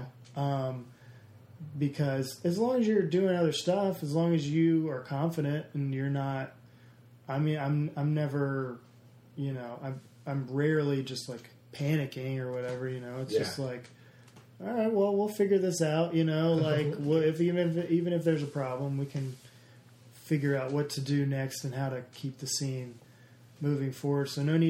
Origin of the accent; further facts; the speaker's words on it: the South, United States; a lot of people say I don't have an accent, even though I'm from the South or whatever.